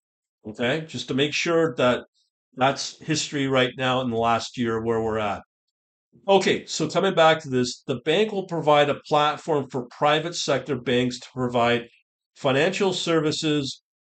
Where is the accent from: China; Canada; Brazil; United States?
Canada; I can verify as a Canadian